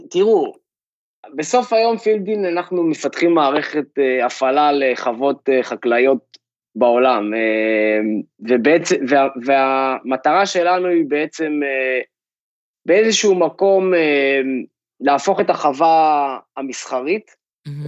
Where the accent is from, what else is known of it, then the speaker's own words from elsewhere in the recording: Kfar Kish, Northern District, Israel; moved away as an adult; also born or lived in Rehovot; now in California, United States; גדלתי במושב שנקרא כפר קיש, משפחה של מגדלים